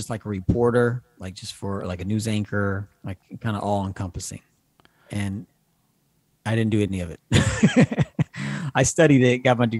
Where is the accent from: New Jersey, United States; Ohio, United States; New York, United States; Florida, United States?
Ohio, United States; Cincinnati; I'm from Cincinnati.